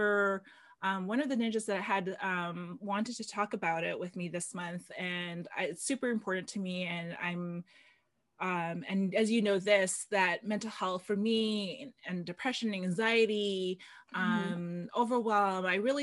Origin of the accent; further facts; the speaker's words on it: Philippines; I'm Filipino